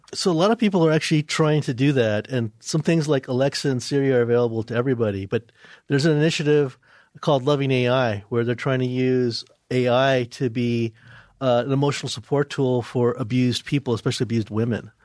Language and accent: English; New York, United States; Where I'm originally from, New York